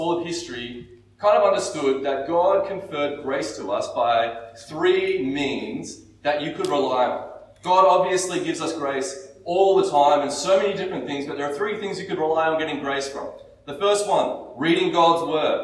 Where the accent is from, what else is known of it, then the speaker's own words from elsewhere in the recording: Australia; we're very Aussie